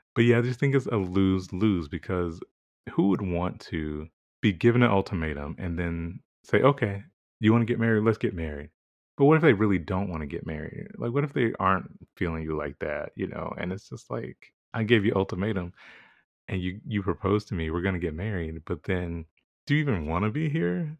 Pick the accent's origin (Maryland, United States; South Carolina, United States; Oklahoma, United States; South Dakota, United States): South Carolina, United States; growing up in South Carolina